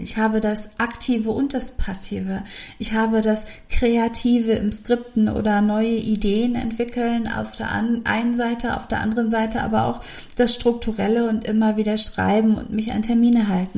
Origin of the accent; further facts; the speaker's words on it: Hamburg, Germany; Bei uns in Hamburg gibt es eine Straße, Osterstraße.